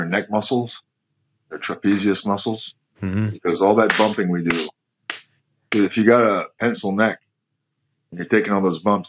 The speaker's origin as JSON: {"language": "English", "country": "Canada", "said": "I am Canadian"}